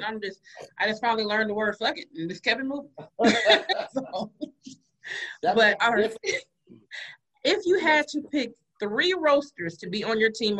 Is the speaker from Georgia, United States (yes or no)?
yes; Atlanta, Georgia, United States; growing up in Atlanta, that's what we was raised on, roasting.